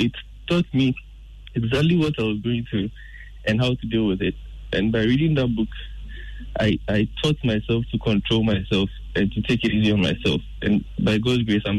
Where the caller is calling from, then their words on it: North Carolina, United States; Good evening, Robert. … calling from North Carolina.